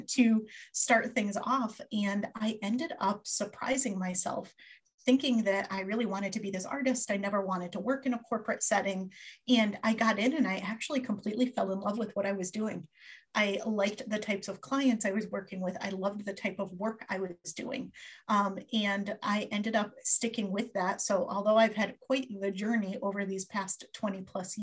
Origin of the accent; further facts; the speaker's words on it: Connecticut, United States; I grew up in Connecticut, still live here a whole lot of years later